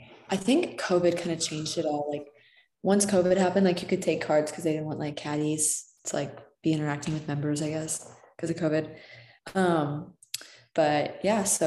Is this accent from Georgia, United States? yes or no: no; Chicago, Illinois, United States; also born or lived in West Virginia; I grew up in Chicago